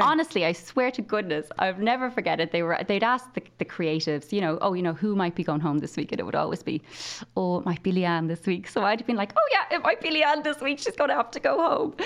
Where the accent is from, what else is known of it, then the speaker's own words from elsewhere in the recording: Limerick, Munster, Ireland; moved away as an adult; now in Kildare, Ireland; I was from Limerick. I'd never even probably stretched my legs outside Limerick at this point in my life.